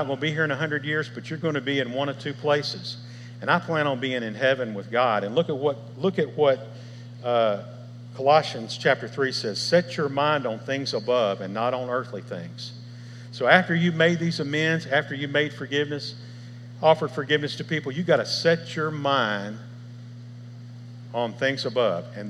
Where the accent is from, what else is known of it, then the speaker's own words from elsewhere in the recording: Memphis, Tennessee, United States; I was raised here in Memphis